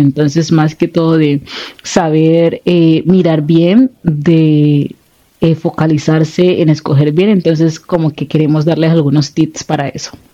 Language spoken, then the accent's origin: Spanish; Buenaventura, Valle del Cauca, Colombia; moved away; yo soy de Buenaventura